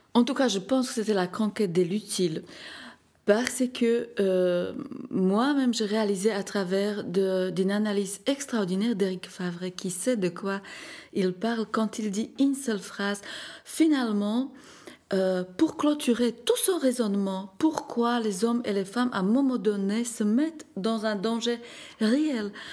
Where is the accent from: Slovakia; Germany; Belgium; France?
Slovakia; moved away; mon exposition organisée en Slovaquie, dans ma ville natale